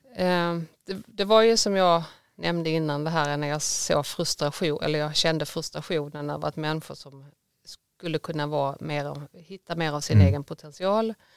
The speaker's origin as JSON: {"language": "Swedish", "region": "Skåne", "country": "Sweden", "moved": "yes", "lives_now": "Gothenburg, Sweden", "said": "jag är mycket en skåning med ett klappande Göteborgshjärta. Jag har bott här i många år nu"}